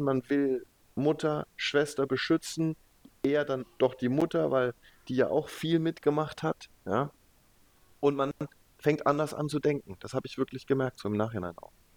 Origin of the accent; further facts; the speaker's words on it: Leimen, Baden-Württemberg, Germany; also born or lived in Heidelberg / Stuttgart; ich bin in Heidelberg geboren und dann aber in, in der Boris-Becker-Stadt sozusagen, in Leimen Nein, aufgewachsen